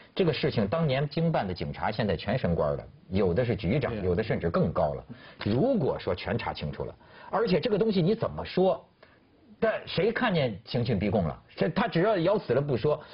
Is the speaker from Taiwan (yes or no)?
no; China; 作为一个中国人